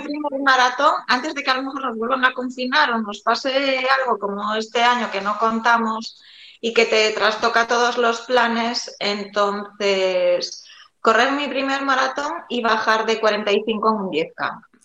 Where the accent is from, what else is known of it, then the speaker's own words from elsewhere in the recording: A Coruña, Galicia, Spain; soy de, de La Coruña